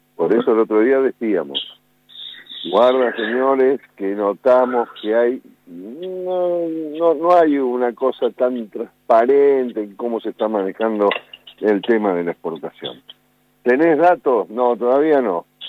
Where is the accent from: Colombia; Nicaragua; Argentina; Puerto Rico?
Argentina; Buenos Aires; also born or lived in Olavarría / Espigas; Nací en Buenos Aires, pero tuve mucho en Olavarría, mucho, mucho, porque mi, familia tenía un campo ahí en la zona de Espigas